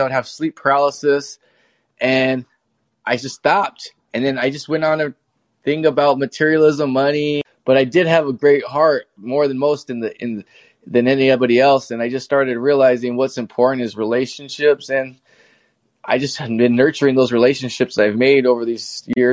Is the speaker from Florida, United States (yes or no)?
no; Phoenix, Arizona, United States; I'm from Phoenix, Arizona, born and raised.